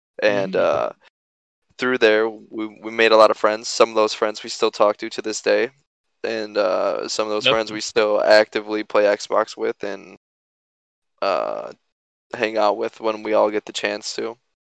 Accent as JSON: {"language": "English", "town": "Knoxville", "region": "Tennessee", "country": "United States", "tie": "born there", "also_born_or_lived": "Illinois", "said": "So, like I said … I was born in Knoxville, Tennessee, and shortly after we moved to Illinois. And then we moved around a lot as a kid."}